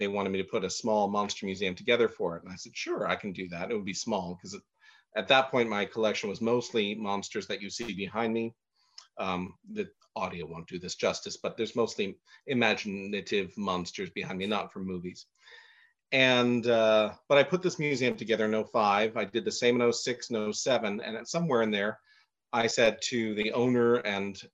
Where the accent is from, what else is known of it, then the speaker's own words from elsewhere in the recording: Jamestown, Rhode Island, United States; my hometown of Jamestown, Rhode Island.